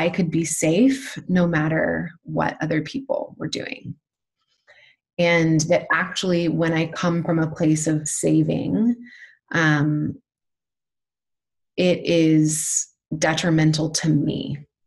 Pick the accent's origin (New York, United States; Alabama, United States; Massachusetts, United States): Alabama, United States; moved away as an adult; I've just settled about 4 months ago in my hometown in Alabama